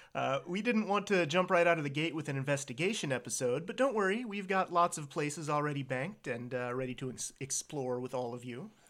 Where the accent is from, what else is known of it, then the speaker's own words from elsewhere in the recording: Virginia, United States; I was born and raised here in Virginia.